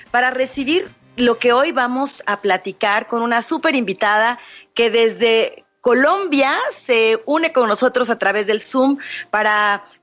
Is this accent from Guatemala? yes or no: no; Mexico; nosotras las mexicanas